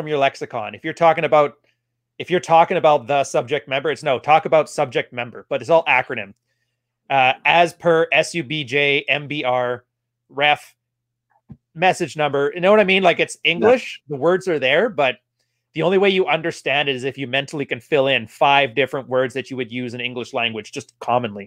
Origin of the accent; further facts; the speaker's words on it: Alberta, Canada; I'm technically from Alberta originally, which is our Alabama